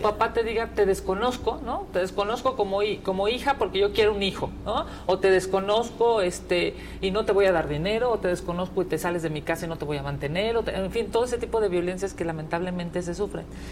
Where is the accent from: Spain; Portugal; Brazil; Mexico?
Mexico; Mexico City; yo soy de la Ciudad de México